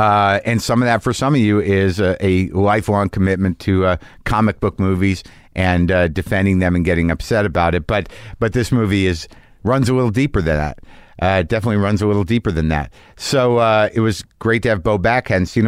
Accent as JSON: {"language": "English", "town": "Albuquerque", "region": "New Mexico", "country": "United States", "tie": "born or raised there", "said": "I grew up in Albuquerque."}